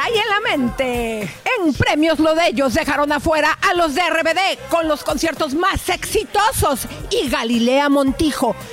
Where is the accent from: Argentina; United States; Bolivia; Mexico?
United States; Bell, California; No, yo mira, yo de Bell, California